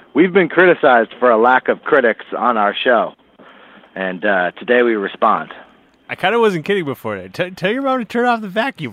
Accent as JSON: {"language": "English", "town": "Berkeley", "region": "California", "country": "United States", "tie": "born or raised there", "moved": "yes", "said": "I'm in my hometown, lovely Berkeley, California"}